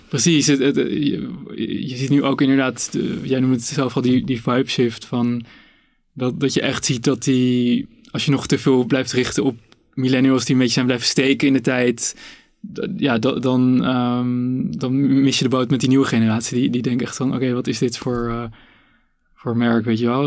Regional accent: Amsterdam, North Holland, Netherlands; ik ben ook ehm, opgegroeid in Amsterdam.

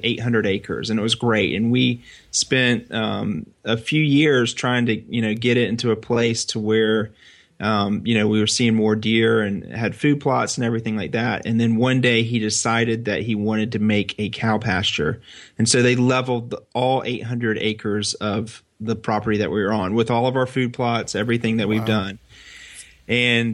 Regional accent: Northeast Florida, United States; I'm from Florida, Northeast Florida, real close to the Georgia border

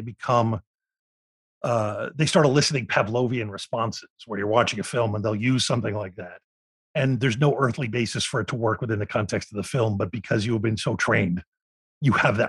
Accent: Philadelphia, Pennsylvania, United States; born or raised there

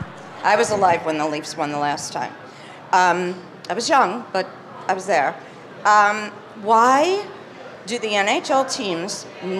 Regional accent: New York City, New York, United States; I'm from New York City.

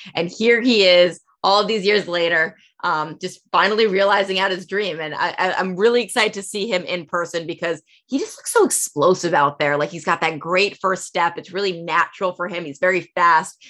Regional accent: New Jersey, United States; moved away; I'm from the East Coast in New Jersey

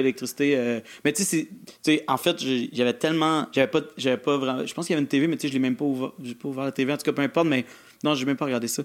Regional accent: Granby, Quebec, Canada; born or raised there

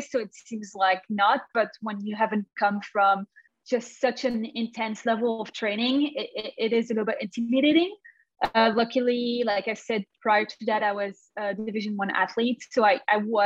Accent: Belgium; moved away as an adult; also born or lived in Canada / Paris, France; now in Arizona, United States; originally being Canadian, I also have a Canadian nationality, although I grew up in Belgium

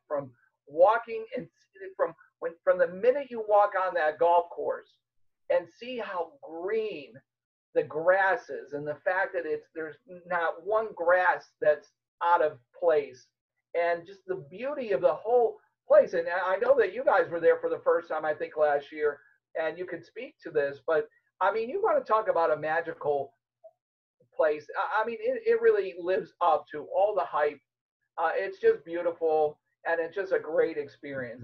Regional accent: Chicago, Illinois, United States; moved away; also born or lived in Miami; I grew up in Chicago

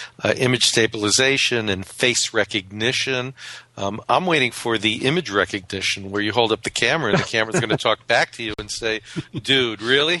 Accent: Rochester, New York, United States; one of the companies growing up in Rochester where I did it, you know, that I love is Kodak

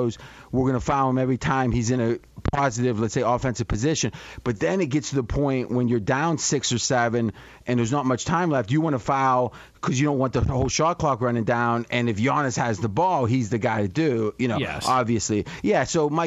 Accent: United States; I was born in the United States

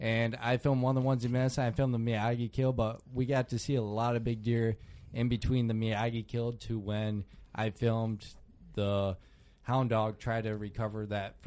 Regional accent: New York, United States; I'm from New York where we don't have big deer

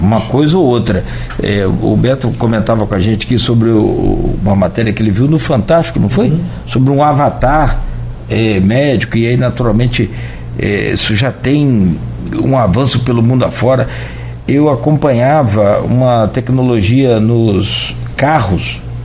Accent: Italva, Rio de Janeiro, Brazil; porque eu sou de Italva e toda referência que a gente tem de saúde em Italva é, é Itaperuna

